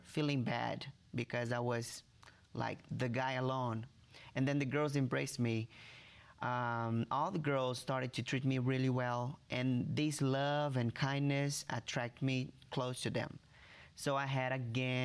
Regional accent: Rio de Janeiro, Brazil; English is a second language; moved away; I was born in Rio de Janeiro, Brazil

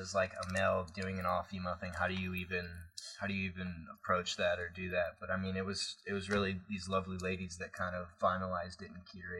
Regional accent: northern Illinois, United States; now in Chicago, United States

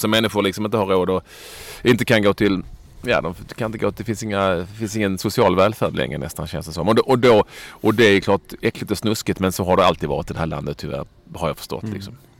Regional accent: Sweden; vi har blivit hemma i Sverige

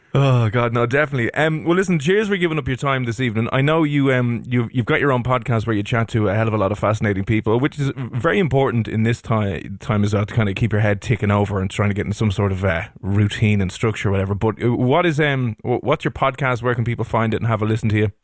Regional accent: Ireland; as Irish people

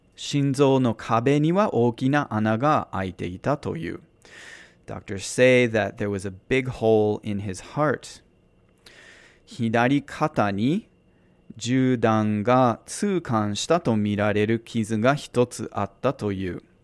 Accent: United States; now in Tokyo, Japan; as an American here

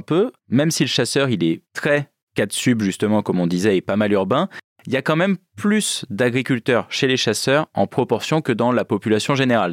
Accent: Creuse, Nouvelle-Aquitaine, France; moved away; moi je viens de la Creuse, donc euh, territoire très rural

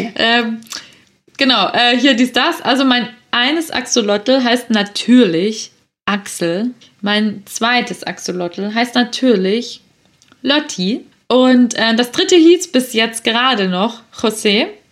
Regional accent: Swabia, Baden-Württemberg, Germany; accent: Swabian; bin ich eine stolze Schwäbin und ich komme auch schwätzen

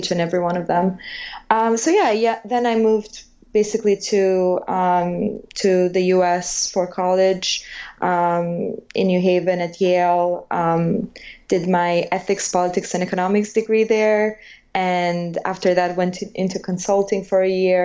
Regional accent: Albania; English is a second language; moved away as an adult; now in United States; I'm from Albania

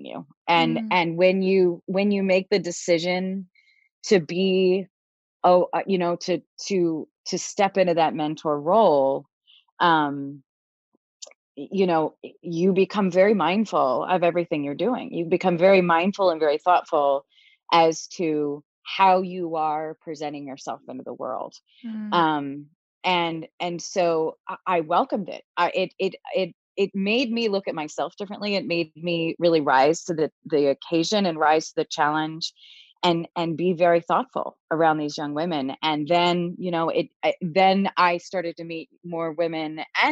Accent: Philadelphia, Pennsylvania, United States; moved away as an adult; also born or lived in Boston; I moved home to Philadelphia from Boston

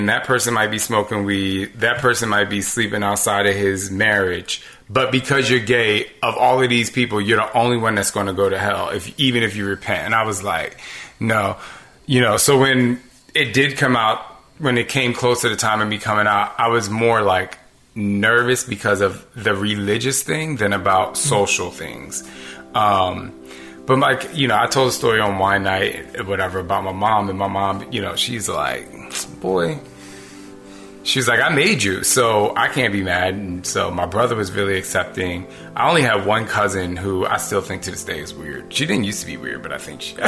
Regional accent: New Jersey, United States; I grew up in Jersey

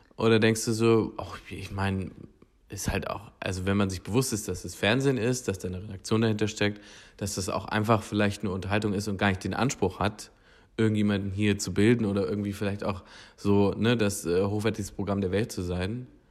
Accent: Hildburghausen, Thuringia, Germany; moved away; ich bin in Thüringen aufgewachsen, in Hildburghausen

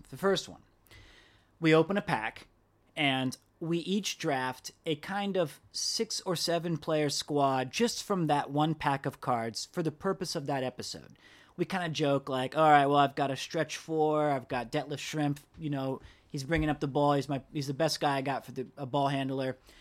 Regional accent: United States; I'm from America

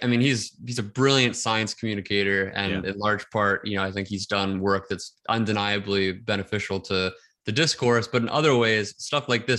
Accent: outside Philadelphia, Pennsylvania, United States; I grew up like right outside Philadelphia.

